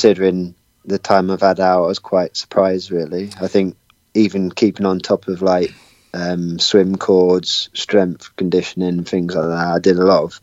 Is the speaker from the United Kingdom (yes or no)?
yes; Watford, East of England, United Kingdom; moved away; living originally in Watford in England, that's my hometown